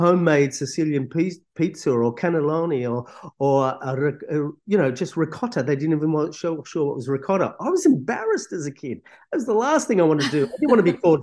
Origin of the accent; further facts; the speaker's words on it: Australia; My Italian's okay, but I call it like kitchen Italian growing up in Australia because my parents spoke Italian and so did my grandparents